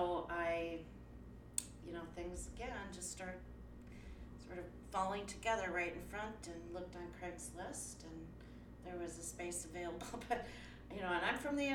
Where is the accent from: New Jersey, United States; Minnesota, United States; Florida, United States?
Minnesota, United States; Minneapolis; I am from North Minneapolis, and my first studio was in Robbinsdale